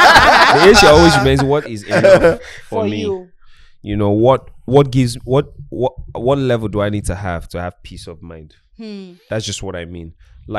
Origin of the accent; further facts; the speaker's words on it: Anambra, Nigeria; Anambra State.